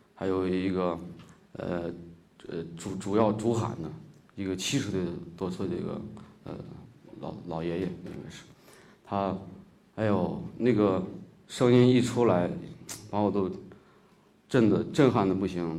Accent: Shaanxi, China; accent: Shaanxi dialect; first language Shaanxi dialect; now in Beijing, China; 我家也是，呃，内房土地的人，呃，从小在那个地儿长大

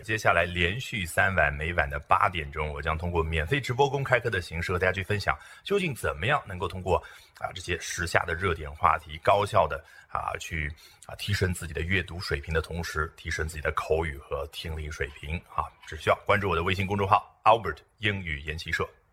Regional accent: China; 这个黑呢，不是我们中国人所说的晒成那个黑

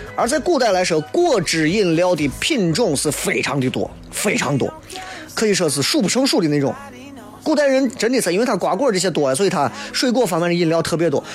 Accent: Xi'an, Shaanxi, China; accent: Xi'an dialect; 我说我们西安人说话，上次和粗鲁了

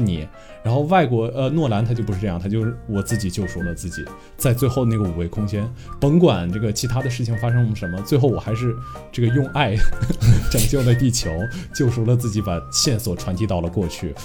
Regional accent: China; 我本身作为一个中国人

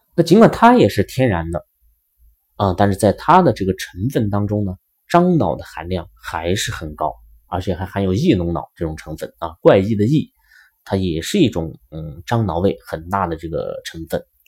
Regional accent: China; 我们中国人

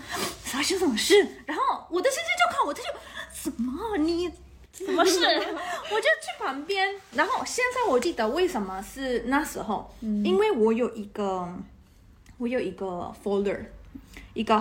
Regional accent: Taiwan; now in Netherlands; 我我是刚刚从台湾来的，我我的头脑还在台币的

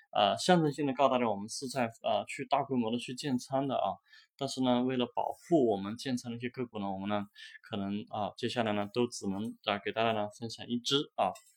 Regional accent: Hunan, China; 是我的老家啊，我的家乡湖南啊

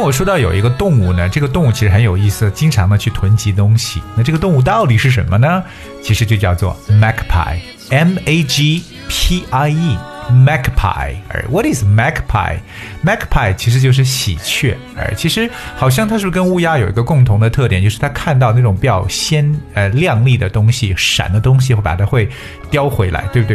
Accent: China; 有很多对我们中国人来讲，简直就是 eye opening 开眼界的东西

